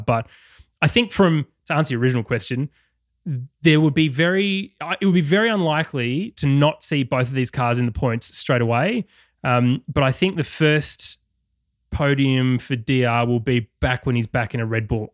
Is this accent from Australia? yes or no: yes; Australia; accent: Australian